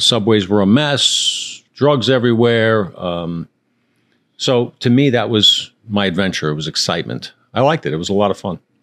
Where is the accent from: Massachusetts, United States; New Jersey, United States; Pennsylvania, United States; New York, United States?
New York, United States; New York City; I was born in Queens